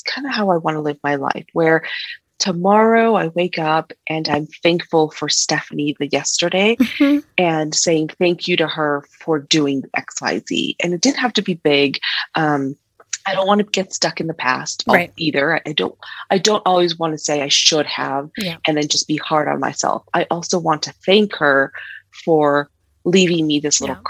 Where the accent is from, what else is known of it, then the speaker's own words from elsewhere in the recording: California, United States; moved away as an adult; also born or lived in Mexico; now in Colorado, United States; born in Mexico, but bred in California